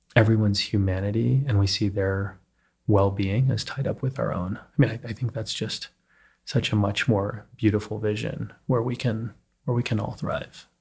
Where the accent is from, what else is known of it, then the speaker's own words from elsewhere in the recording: Texas, United States; now in New York City, United States; when I was growing up in Texas